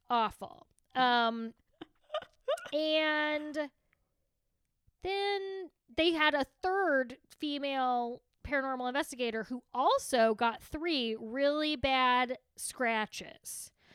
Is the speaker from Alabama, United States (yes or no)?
no; Texas, United States